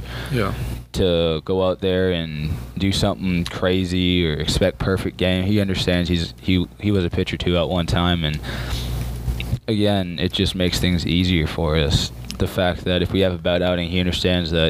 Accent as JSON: {"language": "English", "town": "Scarborough", "region": "Ontario", "country": "Canada", "tie": "born or raised there", "also_born_or_lived": "Ajax, Ontario / Warner, Oklahoma", "moved": "as an adult", "said": "I was born in Scarborough, Ontario, Canada."}